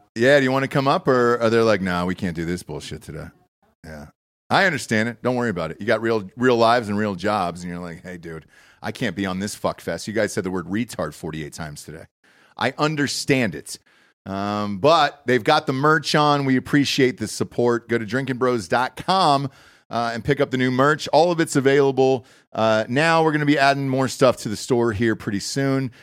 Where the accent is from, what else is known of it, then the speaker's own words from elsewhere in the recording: Georgia, United States; moved away as an adult; also born or lived in Ohio; now in Texas, United States; I grew up in Georgia, uh, and then, you know, college in Ohio